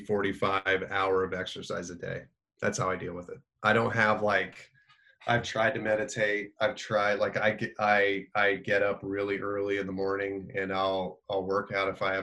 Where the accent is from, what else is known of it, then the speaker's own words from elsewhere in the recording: Indiana, United States; I'm from Indiana, so we played basketball